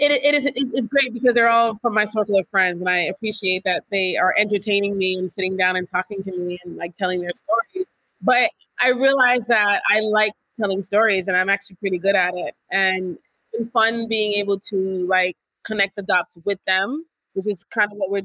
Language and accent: English; New York, United States; moved away as an adult; now in Senegal; born and raised in New York, haven't known anything else other than New York